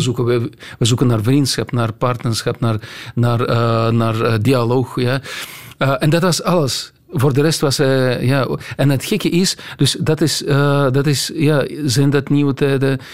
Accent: Russia; Dutch is a second language; moved away as an adult; now in Belgium; bij ons in Rusland

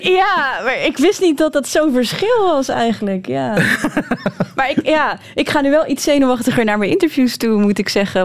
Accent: Netherlands; now in Belgium

